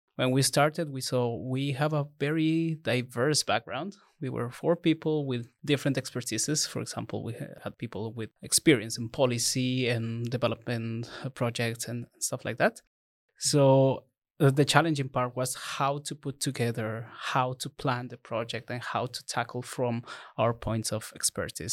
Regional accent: Ecuador; moved away; I'm from Ecuador

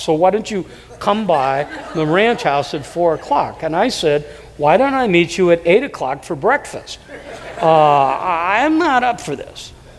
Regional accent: Davenport, Iowa, United States; moved away; I was raised in, in a, city, Davenport, it's 100,000 people

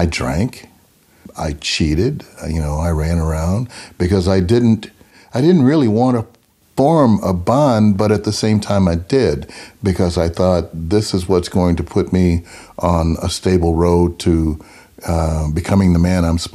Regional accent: Memphis, Tennessee, United States; I was born in Memphis, Tennessee in 1949

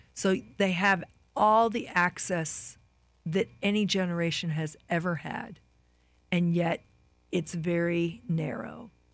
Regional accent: Midwest, United States; both Lyle and I are from the Midwest

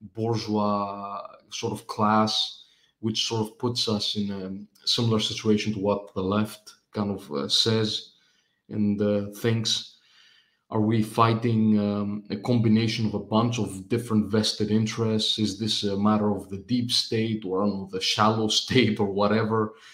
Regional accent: Greece; I come from Greece. I, I've lived here all my life.

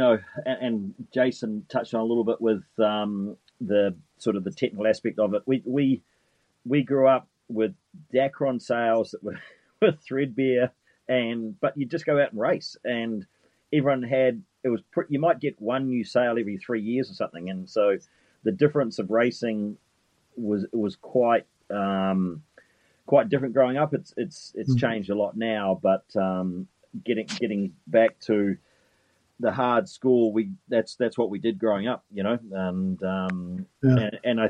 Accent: New Zealand; moved away as an adult; now in United States; as a Kiwi kid

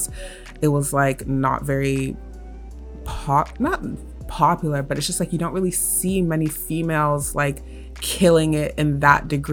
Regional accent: Canada; I was born and raised in Canada

